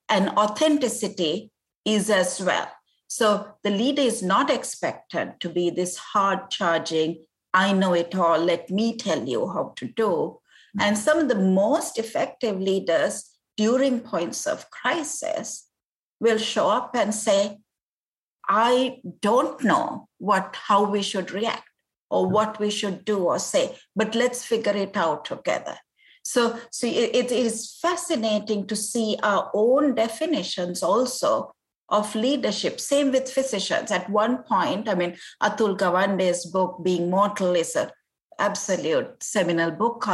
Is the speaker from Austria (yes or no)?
no; Sri Lanka; moved away as an adult; also born or lived in Cambridge, England; now in United States; I had gone to law school in my home country, Sri Lanka